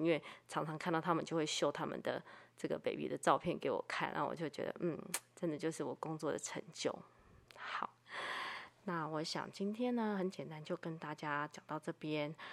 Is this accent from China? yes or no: no; Taiwan; 我生在台湾